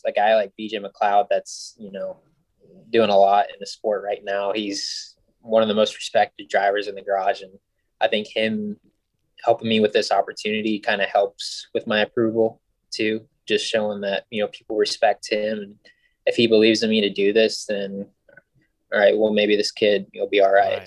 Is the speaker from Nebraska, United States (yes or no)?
no; Ohio, United States; also born or lived in Lynchburg, Virginia / Michigan; I grew up in Ohio